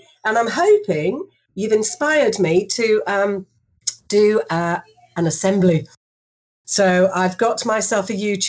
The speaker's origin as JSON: {"language": "English", "country": "Singapore", "tie": "born or raised there", "said": "because I grew up in Singapore and I went to an international school from the age of 9 all the way through to 18."}